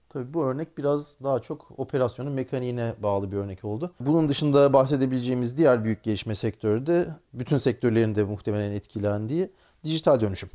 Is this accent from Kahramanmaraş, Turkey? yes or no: no; Ankara, Turkey; moved away as an adult; also born or lived in Angola / Texas; now in Houston, United States; Ankara doğumluyum.